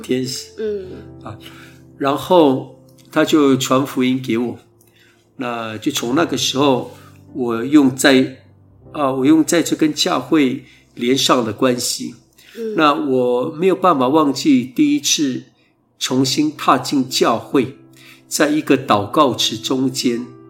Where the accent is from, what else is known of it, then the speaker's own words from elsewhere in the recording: Taoyuan village, Kaohsiung, Taiwan; 我在部落一直到国中毕业以前，都是在部落成长的孩子